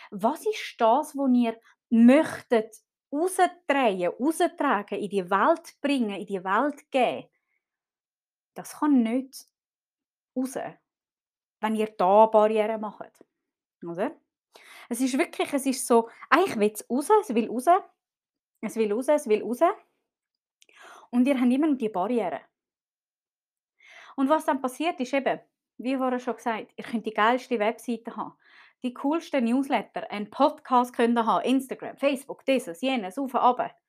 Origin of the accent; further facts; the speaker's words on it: Zurich, Switzerland; Ich bin zum Beispiel äh, in Zürich aufgewachsen, in einem sehr wohlhabenden Kreis. Wir haben gut Geld gehabt.